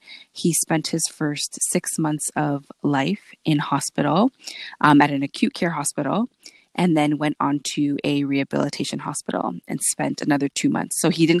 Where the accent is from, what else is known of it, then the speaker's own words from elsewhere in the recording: Ajax, Ontario, Canada; I am a Canadian musician, composer, academic, and arts educator. I am born in Canada, but my parents are both from Antigua and Barbuda, and I identify as a Black woman, an Afro-Caribbean Canadian woman.